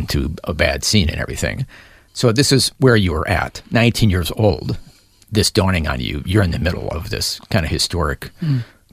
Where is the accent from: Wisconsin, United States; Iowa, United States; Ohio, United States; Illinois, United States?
Wisconsin, United States; Milwaukee; growing up in Milwaukee, Wisconsin, my family